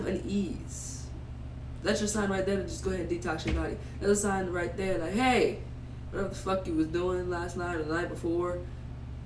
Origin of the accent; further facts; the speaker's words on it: Louisiana, United States; I'm from Louisiana